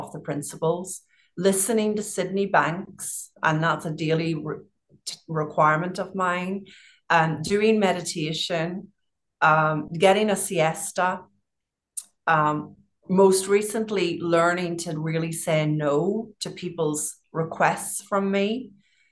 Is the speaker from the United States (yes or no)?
no; Northern Ireland, United Kingdom; moved away; I grew up in Northern Ireland